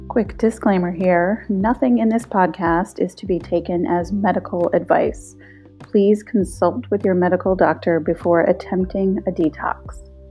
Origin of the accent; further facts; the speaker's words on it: North Carolina, United States; growing up in North Carolina